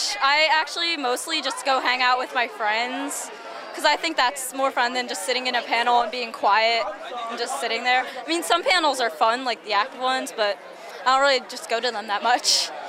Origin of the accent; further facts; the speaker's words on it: King of Prussia, Pennsylvania, United States; I'm from King of Prussia, just down where ZenkaiCon is.